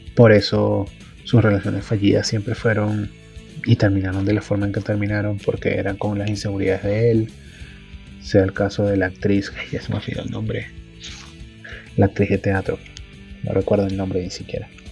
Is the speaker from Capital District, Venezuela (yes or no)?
yes; Caracas, Capital District, Venezuela; now in Bogotá, Colombia; soy de Caracas, Venezuela y vivo actualmente en Bogotá.